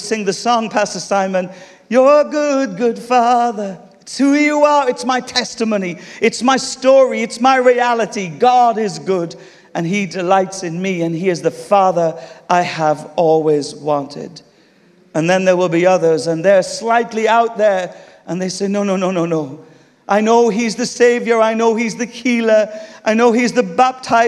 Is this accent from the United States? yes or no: no; United Kingdom; we're British here